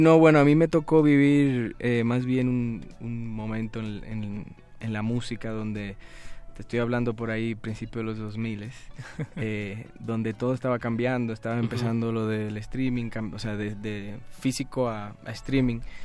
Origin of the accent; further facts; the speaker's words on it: Dominican Republic; also born or lived in Spain; now in Mexico City, Mexico; yo soy dominicano